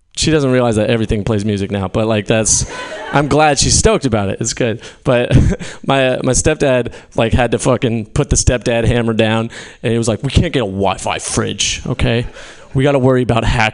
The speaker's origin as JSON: {"language": "English", "town": "Fairfield", "region": "California", "country": "United States", "tie": "born or raised there", "moved": "yes", "said": "being back in my hometown has been interesting. I'm from Fairfield."}